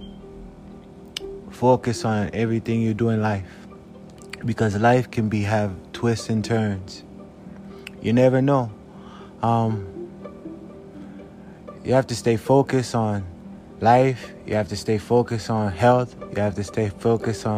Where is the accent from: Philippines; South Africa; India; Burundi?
South Africa; now in United States; I'm from South Africa